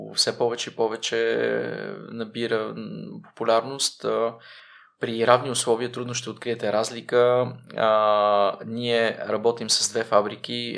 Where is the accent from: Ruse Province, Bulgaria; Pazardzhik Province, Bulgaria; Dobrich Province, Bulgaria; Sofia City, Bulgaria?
Pazardzhik Province, Bulgaria; Pazardzhik; moved away as an adult; also born or lived in Czech Republic; веднага след казармата се прибрах в моя роден град Пазарджик